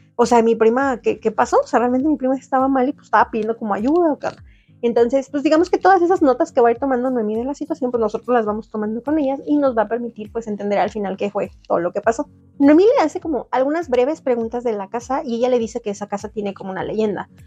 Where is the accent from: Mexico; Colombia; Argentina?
Mexico